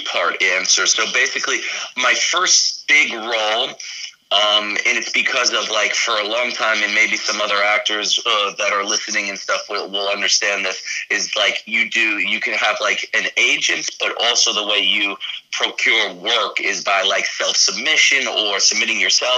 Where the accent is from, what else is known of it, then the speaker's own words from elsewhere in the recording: New York City, New York, United States; moved away; also born or lived in Florida; growing up in Brooklyn in like a huge city